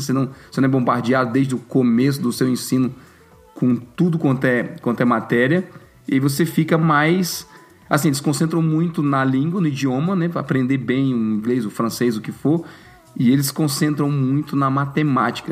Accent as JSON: {"language": "Portuguese", "country": "Brazil", "tie": "born or raised there", "moved": "yes", "said": "na minha época de estudante no Brasil"}